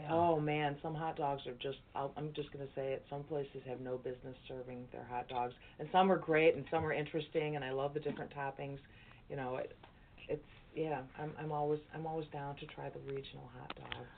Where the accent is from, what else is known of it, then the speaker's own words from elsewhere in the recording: Chicago, Illinois, United States; I am a lifelong Chicagoan.